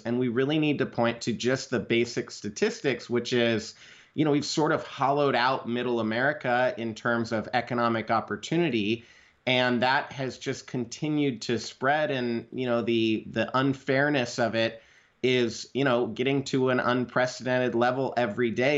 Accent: Idaho, United States; I'm a kid from Idaho. I grew up out in the country next to a dump.

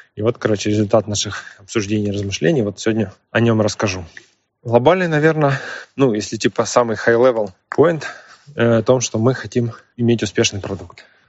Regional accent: Ukraine; мы из Украины.

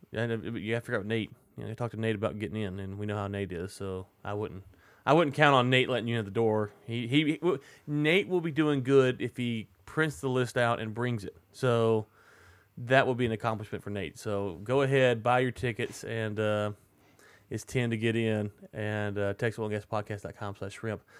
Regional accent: United States; I'm American

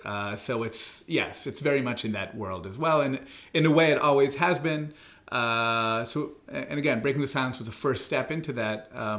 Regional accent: Israel; also born or lived in abroad; I live in Jerusalem with my wife and three children. I grew up both in Israel and abroad. My dad's American. My mom's Israeli. We sort of moved back and forth based on their career choices.

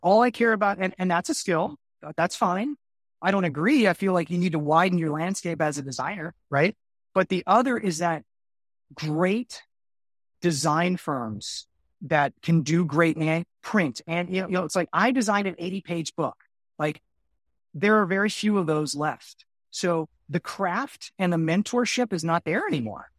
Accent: Miami, Florida, United States; also born or lived in Orlando; I'm originally from Miami, and I moved to Orlando to get my, my first gig.

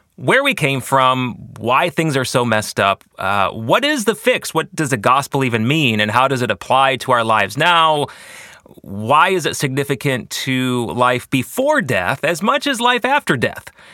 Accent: Grand Rapids, Michigan, United States; also born or lived in Washington, D.C.; I am from West Michigan, the Grand Rapids area

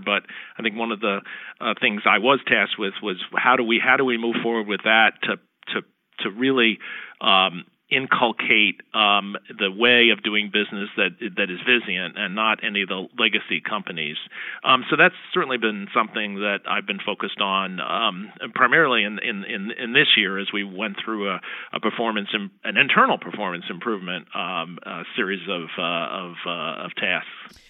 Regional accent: Princeton, New Jersey, United States; my hometown of Princeton, New Jersey

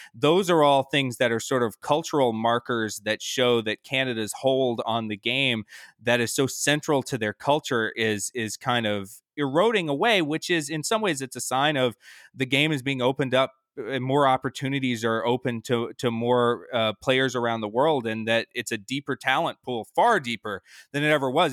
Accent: Atlanta, Georgia, United States; I grew up in Atlanta, Georgia

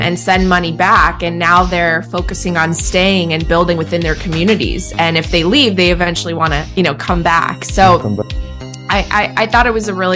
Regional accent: United States; also born or lived in Poland; my family came to the United States when I was 5 years old

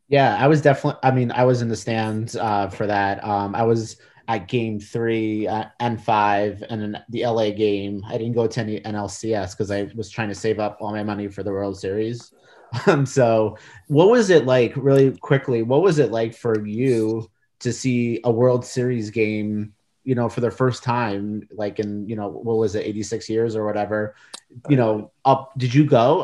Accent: New York, United States; now in Washington, United States; I grew up in New York and I grew up, uh, rooting for the Mets.

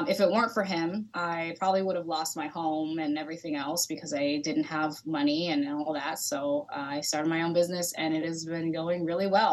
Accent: Sacramento, California, United States; moved away as an adult; also born or lived in Los Angeles, California / Sioux City, Iowa; I am originally from Sacramento, California. I grew up there

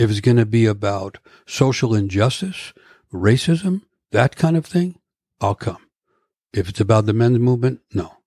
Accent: New York, United States; moved away as an adult; now in Vashon Island, United States; I come from New York, Manhattan, from urban streets

